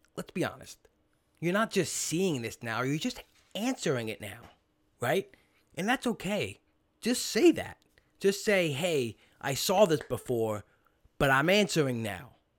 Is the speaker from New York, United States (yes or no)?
yes; New York City, New York, United States; now in New Jersey, United States; when I grew up in Brooklyn